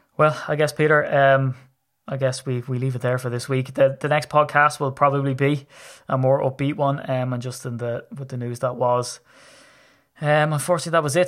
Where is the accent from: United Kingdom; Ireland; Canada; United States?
Ireland; I'm Irish